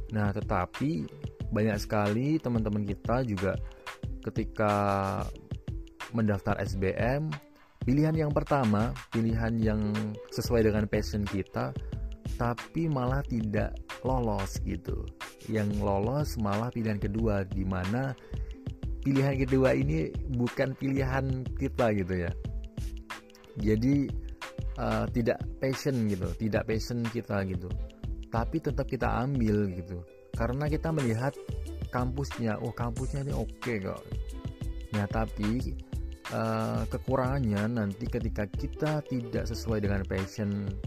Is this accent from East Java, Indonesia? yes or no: no; Magelang, Central Java, Indonesia; kalau di daerahku di Magelang itu ada beberapa pilihan daerah gitu yang yang deket gitu ya. Bisa kuliah di Semarang, bisa kuliah di Jogja, maupun kuliah di Solo.